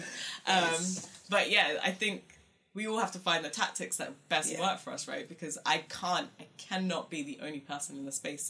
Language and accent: English; London, United Kingdom; accent: South London; also born or lived in Luton; I came from South London and Croydon.